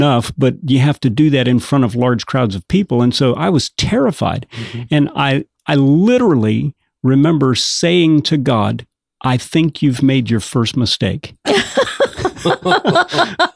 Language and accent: English; Sulphur, Louisiana, United States; moved away; also born or lived in Bangor, Maine; I was raised in Lake Charles area, Sulphur, Louisiana.